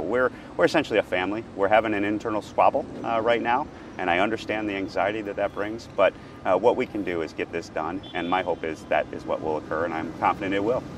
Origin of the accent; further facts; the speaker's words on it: New York, United States; being a New Yorker and a fellow New Yorker